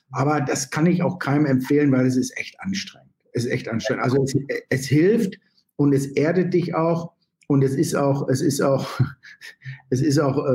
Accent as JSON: {"language": "German", "country": "Germany", "said": "Naja, also ehrlich gesagt bin ich, bin ich natürlich, bin ich natürlich bin ich Deutscher und das kann man ja auch gar nicht entwurzeln."}